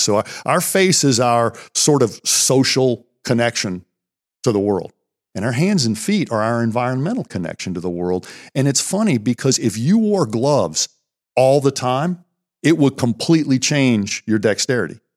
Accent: Pennsylvania, United States; we grew up here in Pennsylvania County

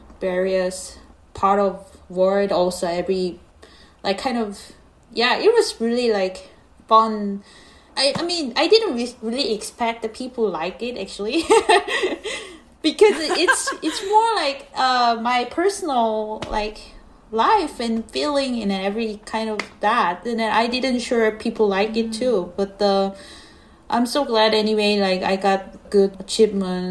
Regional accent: South Korea; English is a second language; moved away as an adult; also born or lived in Seoul / New York; now in United States; I was born in Korea.

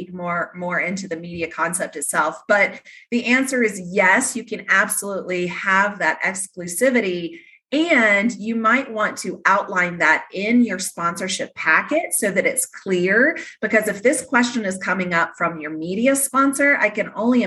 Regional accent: the Carolinas, United States; growing up in the Carolinas, tobacco money was a big topic

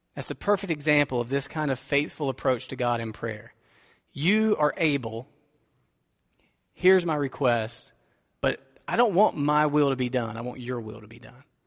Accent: United States; we are prosperous American suburbanites

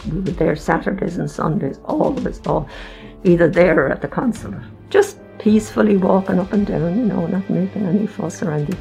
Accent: Dunshaughlin, Leinster, Ireland; also born or lived in Castlebellingham, County Louth; when I was five, my father was transferred from Castle Bellingham back to Meath to Dunshaughlin. That's where I grew up.

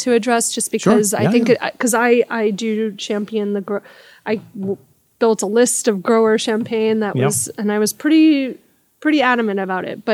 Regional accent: New York, United States; I'm a New Yorker. I don't drive here in the city

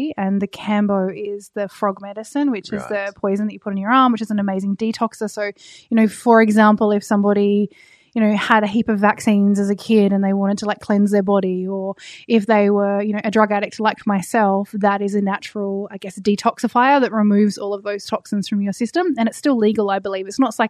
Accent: Tasmania, Australia; born or raised there

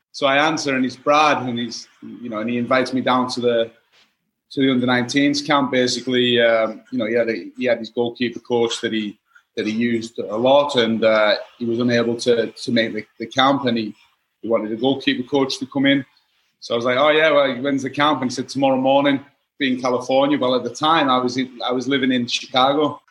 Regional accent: Workington, North West England, United Kingdom; moved away as an adult; also born or lived in Los Angeles, United States; originally I'm from Workington, which is like right on the on the on the coast in the on the northwest

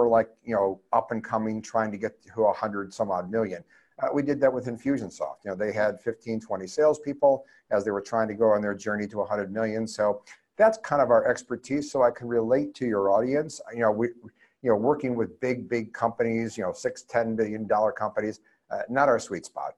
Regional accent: Ohio, United States; also born or lived in East Coast; now in California, United States; I'm born and raised in Ohio

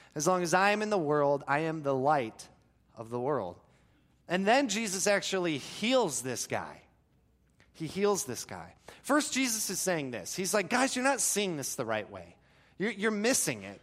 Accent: Florida, United States; I grew up in Florida

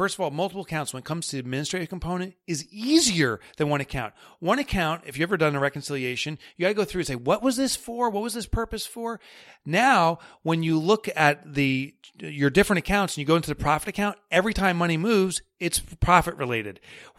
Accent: New York, United States; accent: New York; And that's my New York accent.

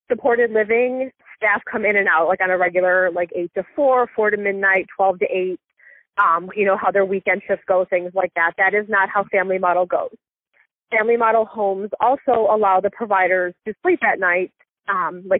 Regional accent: Niagara Falls, New York, United States; now in Nashville, United States; I'm originally from Niagara Falls, New York, right outside Buffalo

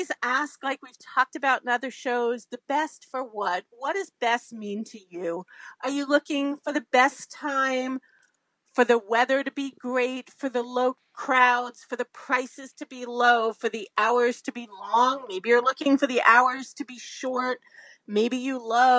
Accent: Northeast, United States; I'm from the Northeast

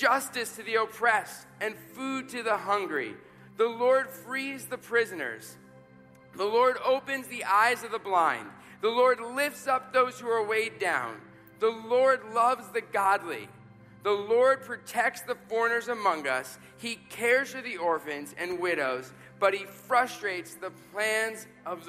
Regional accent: New York City, New York, United States; moved away; I was growing up in New York City, and I was in college at this point.

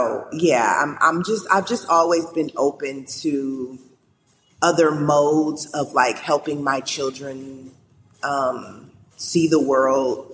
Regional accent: Cleveland, Ohio, United States; moved away as an adult; also born or lived in Maryland; now in Los Angeles, United States; growing up in Cleveland

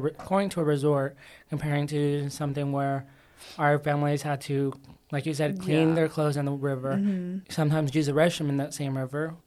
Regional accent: United States; I'm from America

